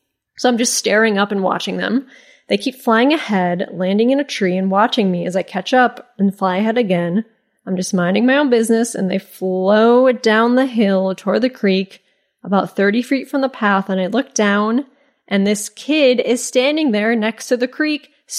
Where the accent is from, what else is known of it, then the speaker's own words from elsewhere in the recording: Midwest, United States; So naturally, because I'm originally from the Midwest, I stop, take off my headphones, do a sarcastic wave